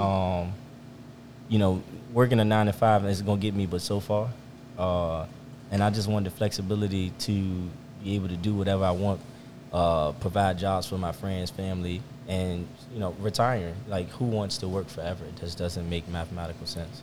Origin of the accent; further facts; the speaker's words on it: Richmond, Virginia, United States; also born or lived in Chesterfield, Virginia; I'm from Richmond, Virginia. Uh, born and raised